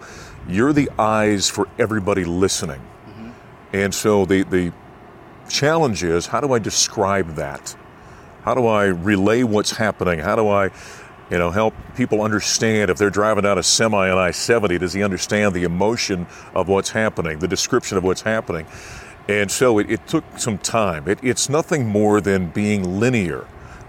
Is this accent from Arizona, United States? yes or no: no; Grand Forks, North Dakota, United States; moved away as an adult; also born or lived in Syracuse, New York; now in Denver, United States; in my hometown of Grand Forks, North Dakota